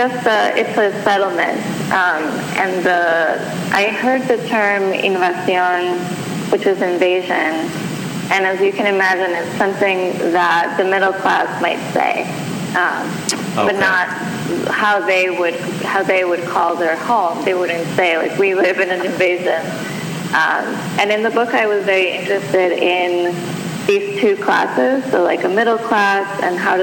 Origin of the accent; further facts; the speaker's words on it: Bogotá, Bogotá Capital District, Colombia; moved away; I grew up in Bogota, Colombia